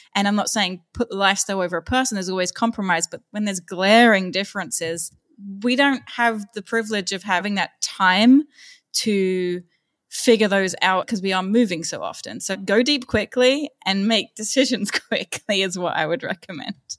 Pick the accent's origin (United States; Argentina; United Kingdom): United Kingdom; London; moved away as an adult; also born or lived in Austria; growing up in London, it's pretty open-minded and I never really had any issues there.